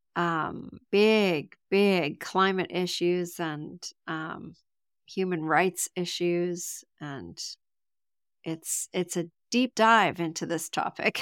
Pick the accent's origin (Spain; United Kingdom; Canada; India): Canada; I'm from Canada